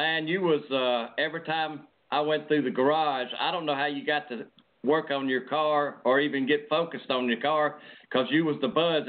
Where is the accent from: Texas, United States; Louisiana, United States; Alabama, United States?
Alabama, United States; 90 miles from Talladega; Talladega is 90 miles from my hometown, and that's my hometown track